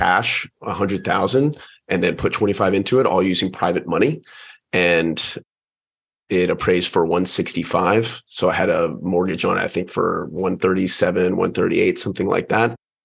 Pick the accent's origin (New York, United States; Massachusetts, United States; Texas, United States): Texas, United States; Houston; moved away as an adult; also born or lived in Pensacola, Florida; now in San Diego, United States; Born and raised in Houston, Texas